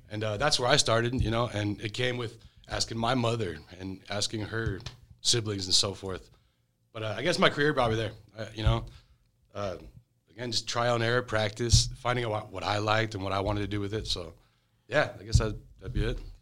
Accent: Atlanta, Georgia, United States; I'm from Atlanta, Georgia.

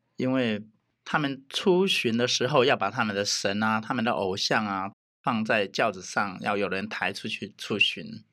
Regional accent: southern Taiwan, Taiwan; 原来我是南部人

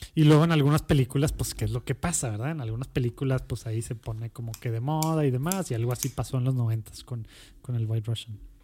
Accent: Monterrey, Nuevo León, Mexico; also born or lived in Mexico City; Soy Regio, Regio, Regio. de la Conchita. Era el, único hospital

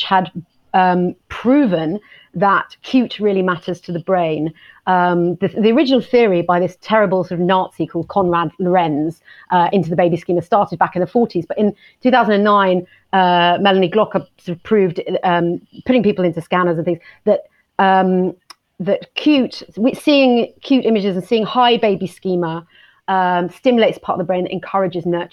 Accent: Hastings, South East England, United Kingdom; the seafront of my hometown in Hastings

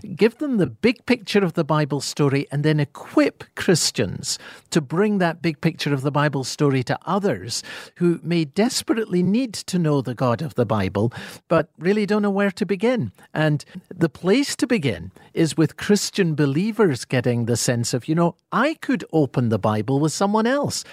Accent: Scotland, United Kingdom; accent: Scottish; my Scottish accent

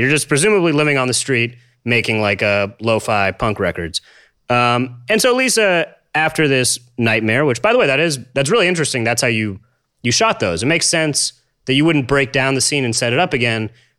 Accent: Los Angeles, California, United States; I grew up in Los Angeles

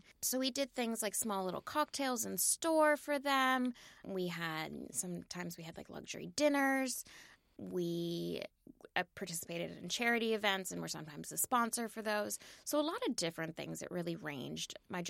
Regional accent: Virginia, United States; So I grew up in Virginia, mm-hmm. Northern Virginia, right outside of D.C.

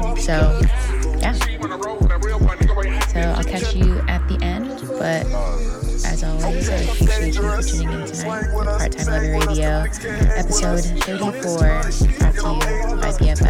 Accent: Los Angeles, California, United States; moved away; my hometown

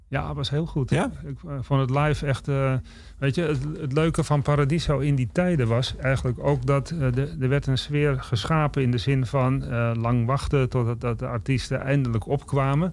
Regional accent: Amsterdam, North Holland, Netherlands; ik ben opgegroeid in West. En West is in principe een nieuwbouwwijk

